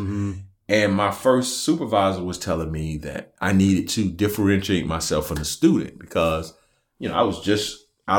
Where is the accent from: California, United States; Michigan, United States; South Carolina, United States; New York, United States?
South Carolina, United States; Camden; I'm from Camden, South Carolina.